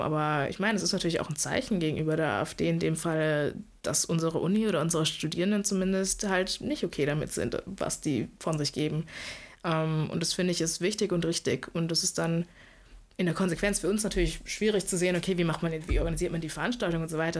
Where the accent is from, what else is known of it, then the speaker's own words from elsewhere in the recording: Karlsruhe, Baden-Württemberg, Germany; moved away as an adult; now in Lübeck, Germany; ich komme eigentlich aus Karlsruhe, insofern bin jetzt im Norden gelandet